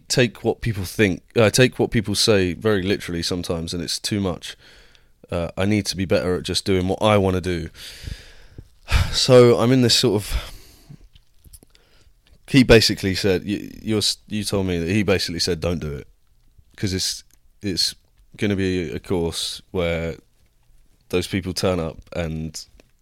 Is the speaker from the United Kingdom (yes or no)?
yes; United Kingdom; moved away as an adult; now in United States; I'm too British